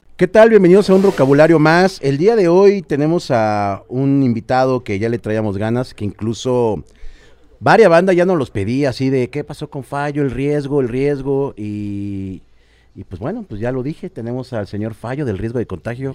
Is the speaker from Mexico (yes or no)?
yes; Cuautitlán, State of Mexico, Mexico; yo soy de Cuapa